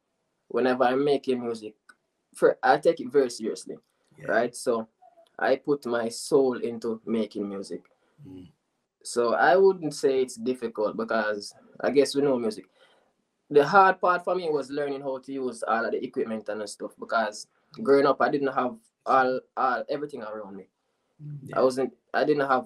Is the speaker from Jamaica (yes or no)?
yes; Falmouth, Trelawny, Jamaica; I am from Falmouth